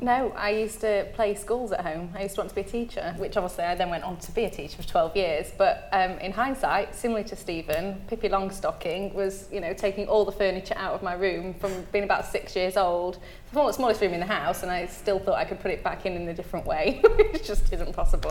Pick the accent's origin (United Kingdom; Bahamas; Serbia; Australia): United Kingdom; Derbyshire, East Midlands; now in Cornwall, United Kingdom; I'm not from Cornwall, I'm from Derbyshire